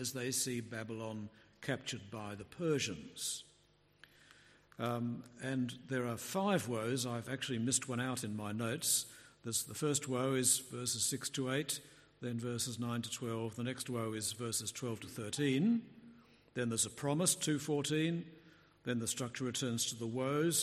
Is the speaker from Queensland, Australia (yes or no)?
no; Melbourne, Victoria, Australia; also born or lived in England; I was born in Melbourne, raised in Melbourne, I spent 10 years in England